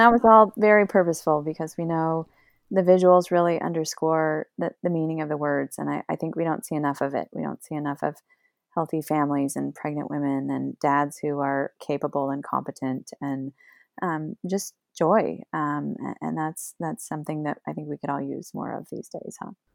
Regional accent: Oregon, United States; moved away; I grew up in Oregon and I could go to the mountains anytime I wanted

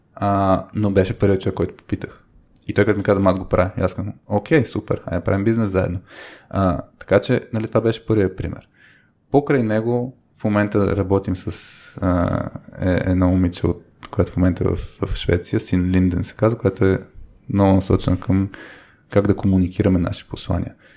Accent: Bulgaria; Живяли сме в България, нали, родени сме в България

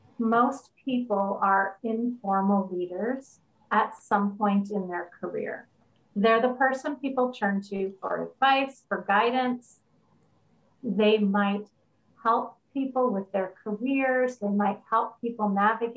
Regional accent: Canada; I am a Canadian, otherwise known as Canadian

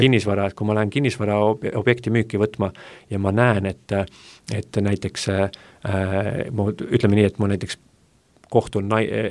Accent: Essu, Lääne-Viru County, Estonia; mina olen lihtne poiss Lääne-Virumaalt Essust

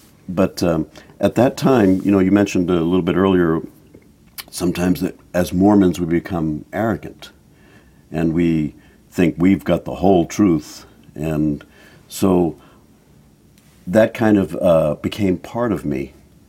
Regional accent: Massachusetts, United States; moved away; I was raised in Massachusetts. My parents are from Maine, but I was raised in Massachusetts.

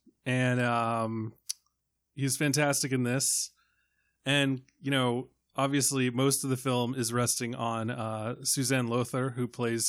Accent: Ireland; I don't know what to do with an umlaut. I'm Irish.

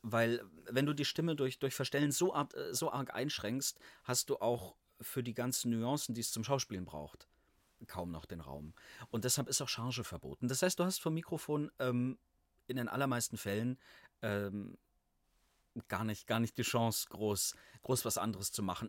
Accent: Allgäu, near Kempten, Bavaria, Germany; moved away as an adult; also born or lived in Halle; Ich komme aus, äh, aus dem Allgäu, aus der Nähe von Kempten.

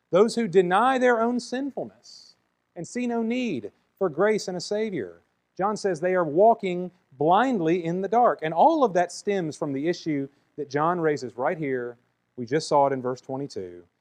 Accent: the South, United States; It's just the way I was raised. I grew up in the South, and so I'm a Christian.

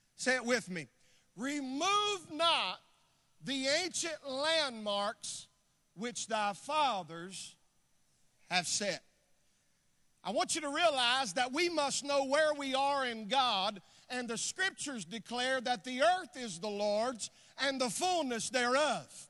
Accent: North Carolina, United States; moved away; I'm from the South. I'm from North Carolina originally.

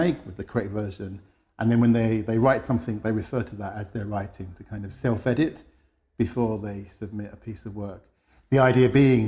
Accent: London, United Kingdom; moved away as an adult; now in Madrid, Spain; I'm from London originally. I'm based in Madrid. I've been there for about 10 years

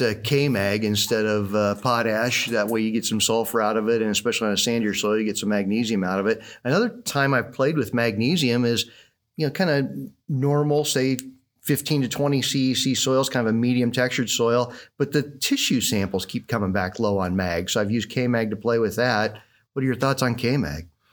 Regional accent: Southwest Iowa, United States; growing up in Southwest Iowa, um, I was the older of, of two boys

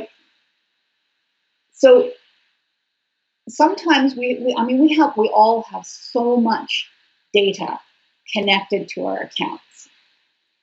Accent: Canada; I'm Canadian

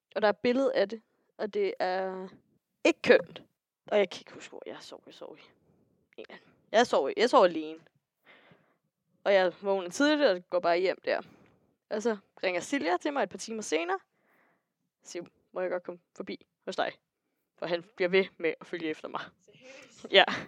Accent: Næstved, Zealand, Denmark; Næstved, ja. hvor jeg kommer fra

